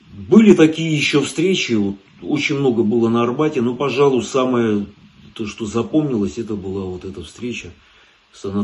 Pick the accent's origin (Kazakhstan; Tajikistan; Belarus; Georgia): Georgia; Tbilisi; now in Moscow, Russia; Родился я в Тбилиси, вырос я в Тбилиси, да. Да, место такое хорошее было, в общем, интересное.